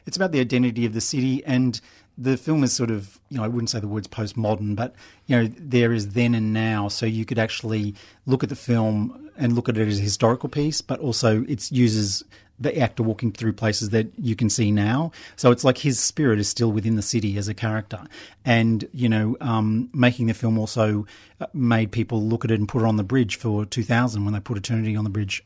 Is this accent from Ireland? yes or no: no; Brisbane, Queensland, Australia; now in Melbourne, Australia; I grew up in Brisbane